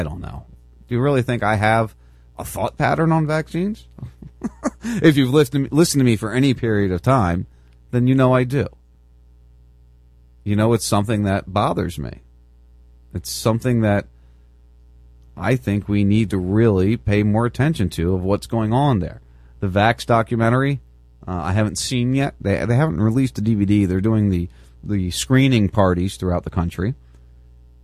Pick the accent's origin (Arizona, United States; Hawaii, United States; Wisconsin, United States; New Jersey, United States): New Jersey, United States; Lumberton; moved away; my hometown, from where I used to live and work